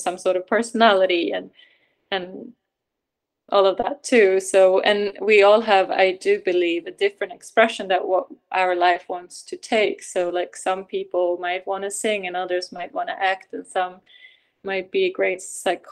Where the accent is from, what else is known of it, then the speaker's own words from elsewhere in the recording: Sweden; moved away; also born or lived in Norway; being Swedish or born in Norway, but growing up in Sweden